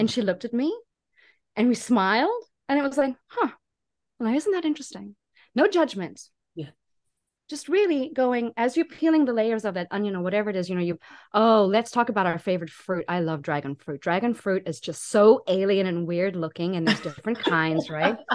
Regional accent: South Africa; moved away as an adult; also born or lived in Taiwan; now in United States; I'm a South African in America

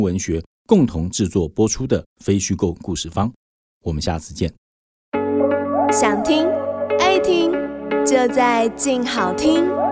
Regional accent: Taiwan; 我们台湾人

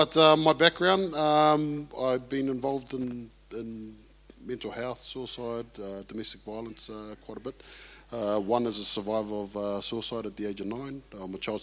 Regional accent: Auckland, New Zealand; also born or lived in Samoa; I was born in Samoa. My parents hail from the villages of Lufulufi and Leon Muenga in Upolu, the main island in Samoa. And my other village is Ōtara, which became my village at the age of five when I moved here with my parents.

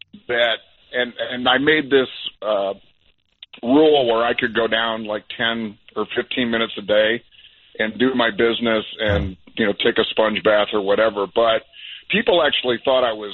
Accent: Detroit, Michigan, United States; moved away; I'm from Detroit. Yeah. So every year I used to go home on Thanksgiving

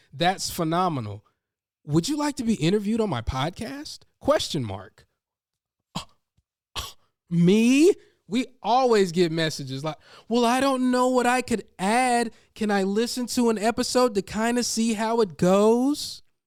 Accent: North Carolina, United States; I'm from North Carolina

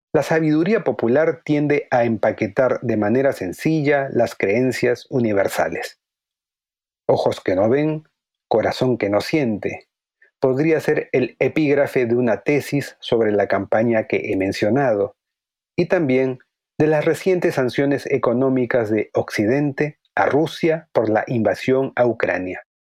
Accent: Peru; mi país, el Perú.

